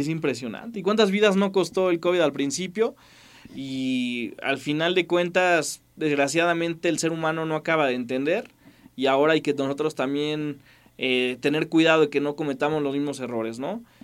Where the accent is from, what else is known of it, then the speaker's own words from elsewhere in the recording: Mexico; como sociedad mexicana